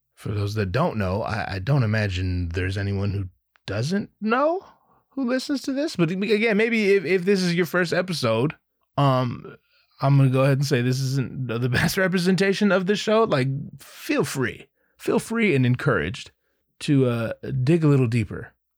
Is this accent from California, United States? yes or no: yes; Anaheim, California, United States; I'm from Anaheim